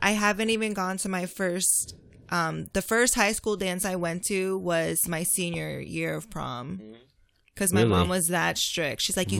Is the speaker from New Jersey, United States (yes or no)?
yes; New Jersey, United States; I was born in Jersey.